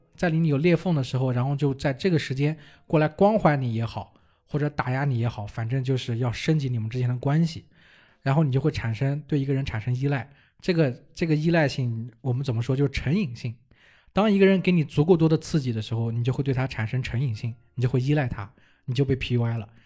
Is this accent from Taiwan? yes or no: no; China; 我们中国人